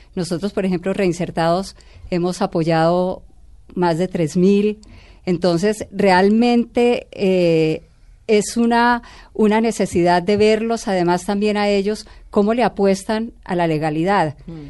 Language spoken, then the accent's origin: Spanish; Colombia; como colombianos